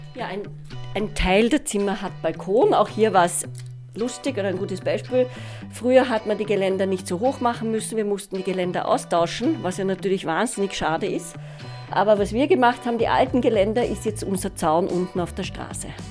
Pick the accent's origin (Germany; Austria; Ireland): Austria; wie wir in Österreich gewohnt sind